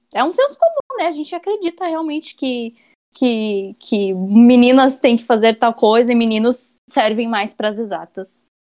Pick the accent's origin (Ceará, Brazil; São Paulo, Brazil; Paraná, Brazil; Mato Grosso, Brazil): Paraná, Brazil; Curitiba; sou daqui de Curitiba.